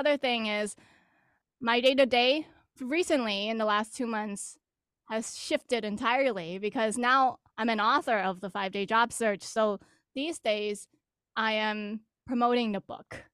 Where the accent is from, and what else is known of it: Greater Boston, Massachusetts, United States